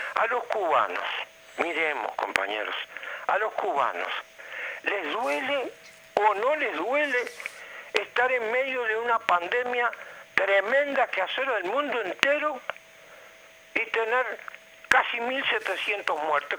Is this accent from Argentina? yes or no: no; Uruguay; nosotros como uruguayos